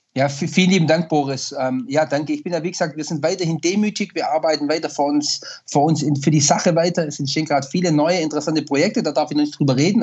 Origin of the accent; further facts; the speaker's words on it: Swabia, Baden-Württemberg, Germany; mein Buch Echt Schwäbisch raus, die Hommage an meine Heimat